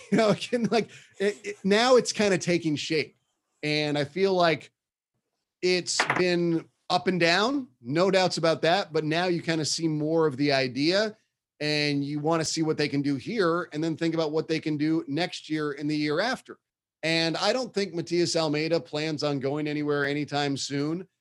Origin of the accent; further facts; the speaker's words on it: Bay Area, California, United States; I grew up in the Bay Area. It's, you know, there's a huge Mexican community here